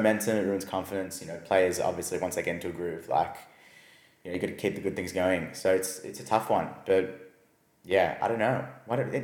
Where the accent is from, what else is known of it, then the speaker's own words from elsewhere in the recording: Australia; we're Australian